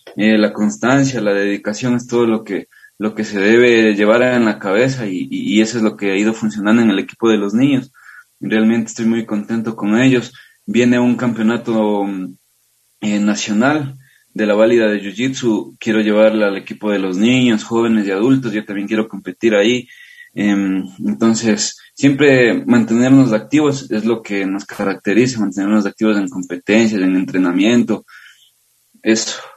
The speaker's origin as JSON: {"language": "Spanish", "town": "Riobamba", "region": "Chimborazo", "country": "Ecuador", "said": "yo soy de Riobamba, tengo 28 años."}